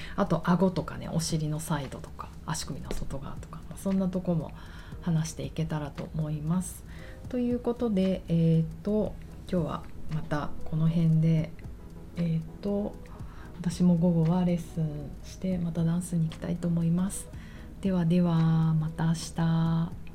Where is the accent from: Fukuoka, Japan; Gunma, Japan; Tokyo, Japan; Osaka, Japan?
Tokyo, Japan; 私がもう一重に浅草育ちだから